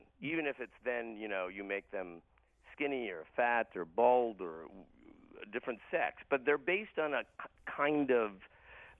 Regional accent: Hamilton, Ontario, Canada; when I was growing up in Hamilton, Ontario

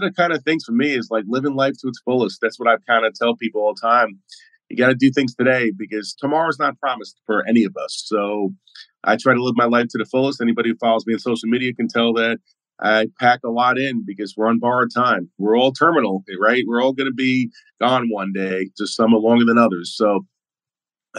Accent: New York City, New York, United States; I'm from Brooklyn, New York, Flatbush, and tough Irish family

